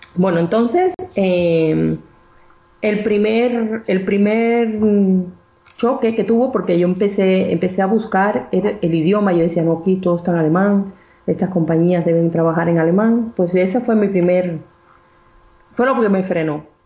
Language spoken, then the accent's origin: Spanish; Cuba; moved away as an adult; also born or lived in Mexico; now in Bern, Switzerland; soy cubana de nacimiento. Y bueno, estudié en la universidad allí